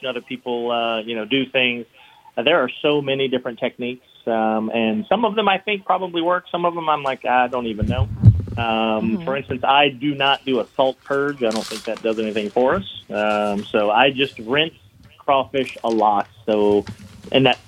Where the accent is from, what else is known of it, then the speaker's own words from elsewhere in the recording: Baton Rouge, Louisiana, United States; moved away as an adult; now in New Orleans, United States; I'm from Baton Rouge, actually.